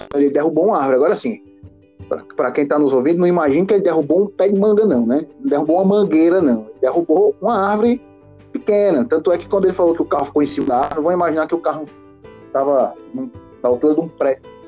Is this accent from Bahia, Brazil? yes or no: no; Fortaleza, Ceará, Brazil; a gente é de Fortaleza, Ceará, né? A gente é cearense, todos nós três